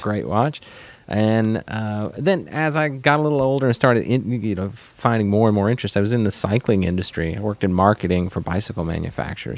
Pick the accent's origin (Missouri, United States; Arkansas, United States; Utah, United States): Arkansas, United States; moved away; also born or lived in northern Louisiana; was born in northern Louisiana, grew up in Arkansas